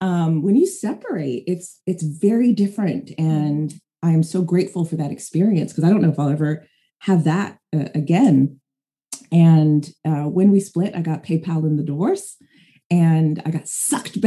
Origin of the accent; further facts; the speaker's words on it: San Jose, California, United States; I am from San Jose, California. I'm from the Bay Area